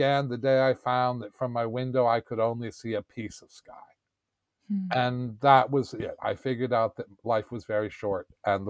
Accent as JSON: {"language": "English", "region": "New York", "country": "United States", "tie": "born or raised there", "also_born_or_lived": "Vienna / Canary Islands / Beirut", "moved": "as an adult", "lives_now": "United Kingdom", "said": "I grew up in New York in 1973."}